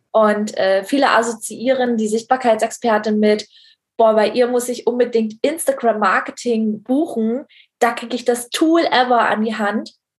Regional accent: East Germany, Germany; wir kommen nämlich beide aus dem Osten, äh, aus der mhm. DDR

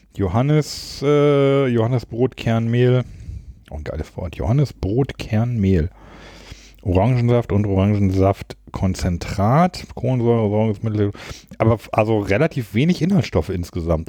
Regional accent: Lower Saxony, Germany; now in Düsseldorf, Germany; Ich komme ja aus Niedersachsen

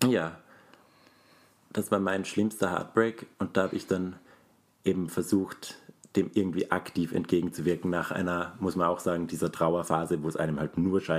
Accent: Graz, Styria, Austria; Ich bin Grazer, kein Steirer, ist ein Unterschied.

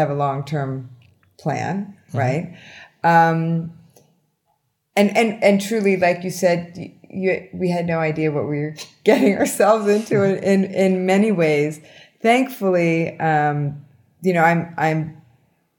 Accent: Pennsylvania, United States; now in Miami, United States; I'm originally from Pennsylvania

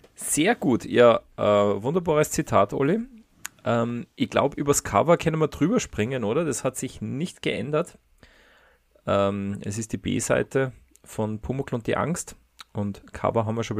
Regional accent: Austria; wir zwei, wir sind ja äh, Österreicher

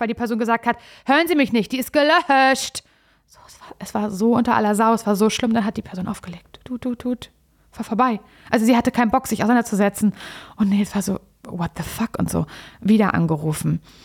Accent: Mecklenburg-Vorpommern, Germany; ich komme ja aus MacPom und da kenne ich das unterkühlte Wesen natürlich auch

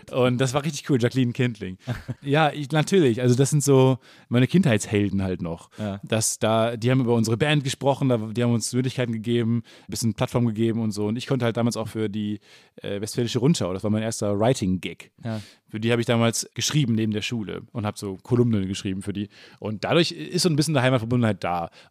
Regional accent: Kamen, North Rhine-Westphalia, Germany; Kam, wo ich herkomme, 30.000

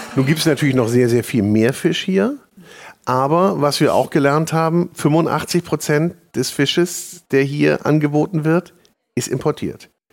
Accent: the North, Northern Germany, Germany; bei uns im Norden

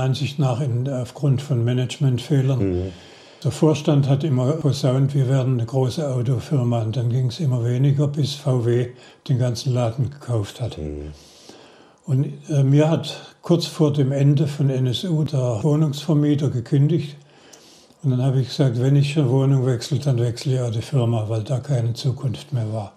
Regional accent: Heilbronn district, Baden-Württemberg, Germany; also born or lived in Stuttgart / Koblenz; Ich bin in Stuttgart geboren, im Kreis Heilbronn aufgewachsen war in Heilbronn auf dem Gymnasium

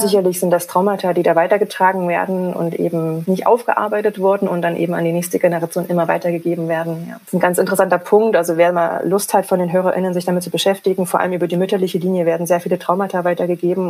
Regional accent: GDR, East Germany, Germany; ich bin in der DDR groß geworden

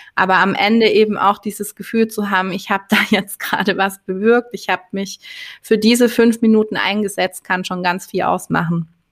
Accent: Swabia, Germany

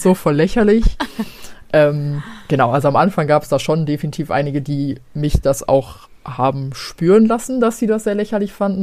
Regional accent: Gelsenkirchen, North Rhine-Westphalia, Germany; moved away; ich komme aus Gelsenkirchen ursprünglich

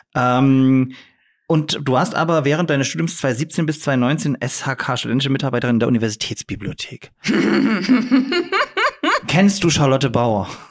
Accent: Dresden, Saxony, Germany; ich bin in Dresden geboren

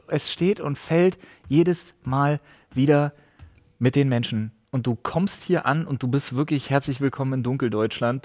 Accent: Berlin, Germany; wie ich als Ossi muss Union-Fan sein

